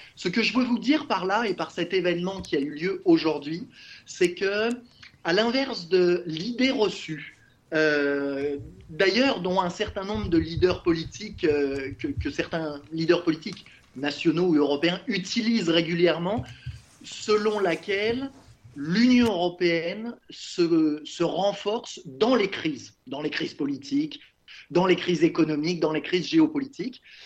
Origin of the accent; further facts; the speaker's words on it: Lyon, Auvergne-Rhône-Alpes, France; moved away as an adult; also born or lived in Montreal, Canada; j'ai grandi à Lyon